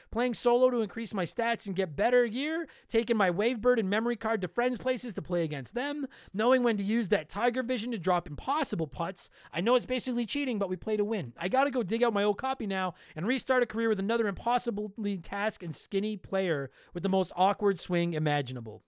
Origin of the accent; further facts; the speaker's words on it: Canada; I'm Canadian